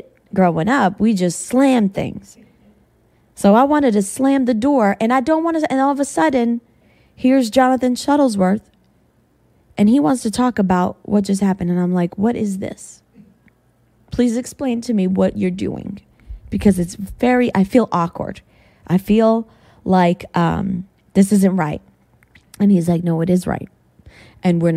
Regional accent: New England, United States; moved away; I came from New England.

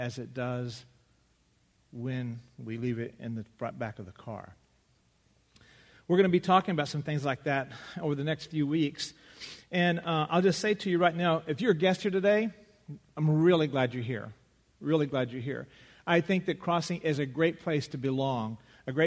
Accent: West Texas, United States; Growing up in West Texas

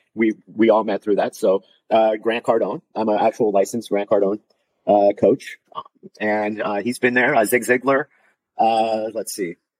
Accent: South Florida, United States; I'm from South Florida

